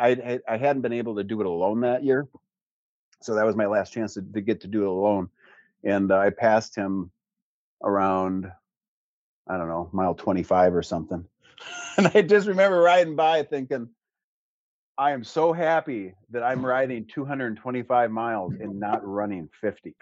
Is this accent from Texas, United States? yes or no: no; Gladstone, Michigan, United States; also born or lived in Iron Mountain, Michigan / Twin Cities, Minnesota / Wisconsin; We moved to Gladstone, our south, I guess, or east. Went to school in Gladstone, graduated Gladstone